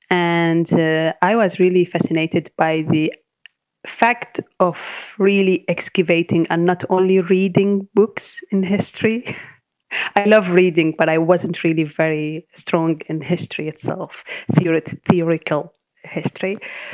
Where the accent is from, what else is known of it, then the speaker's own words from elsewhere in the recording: Damascus, Damascus Governorate, Syria; I am from Damascus, the capital